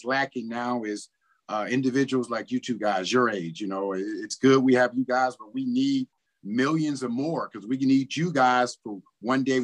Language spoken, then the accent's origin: English; Cincinnati, Ohio, United States; moved away; also born or lived in Winnipeg; I was in my hometown